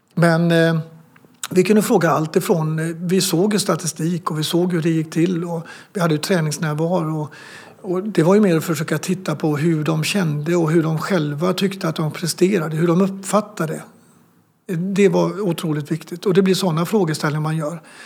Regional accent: Sweden; som svensk

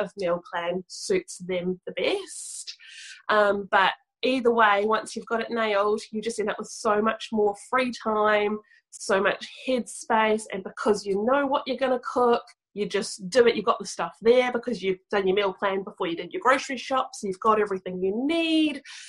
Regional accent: New Zealand; From little old New Zealand, right down the bottom, the southern hemisphere

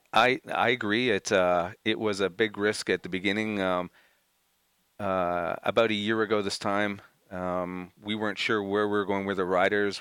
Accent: Montreal, Quebec, Canada; I'm from Montreal

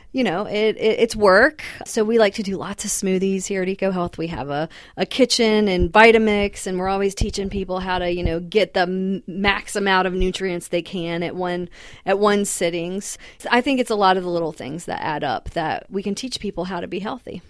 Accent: the South, United States; also born or lived in Massachusetts; I'd always grown up in the South

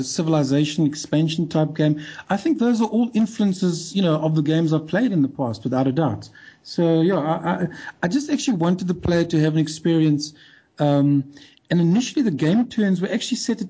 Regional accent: South Africa; I'm South African

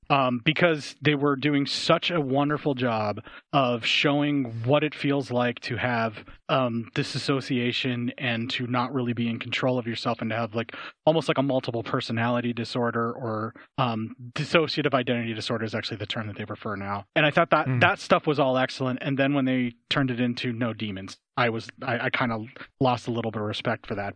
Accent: United States; I'm American

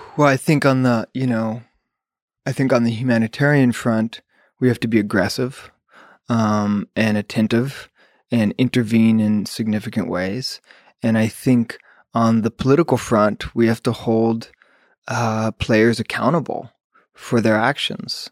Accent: United States; as an American sitting here in the U S

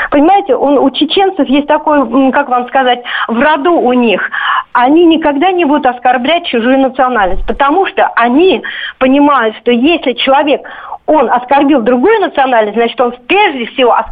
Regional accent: Moscow, Russia; Я из Москвы. А, дело в том, что у меня отец родился в Грозном. Мой родной дедушка а, чеченец, но православный. Он казак. Мой родной дядя, он чеченец, но мусульманин.

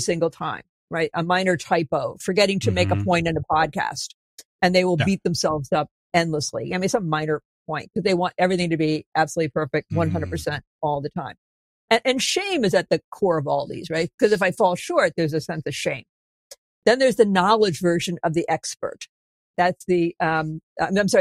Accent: New England, United States; I'm from New England.

